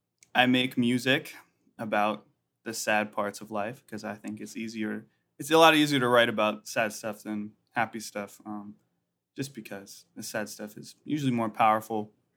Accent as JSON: {"language": "English", "town": "Atlanta", "region": "Georgia", "country": "United States", "tie": "born or raised there", "also_born_or_lived": "Lexington", "said": "But I was born in Lexington, Kentucky, you know, UK Wildcats, all that good stuff, Kentucky Derby. But I only lived there for like 8 months when I was born, and then my family moved to Atlanta, Georgia."}